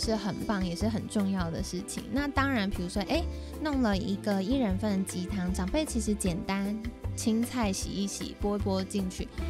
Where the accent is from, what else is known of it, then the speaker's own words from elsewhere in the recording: Taiwan; 为什么我们台湾人很多，特别是长辈有大肠癌，